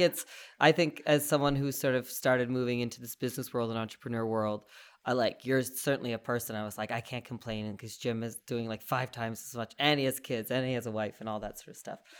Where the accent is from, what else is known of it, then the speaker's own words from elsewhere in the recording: East Coast, Canada; now in Calgary, Canada; I'm from the East Coast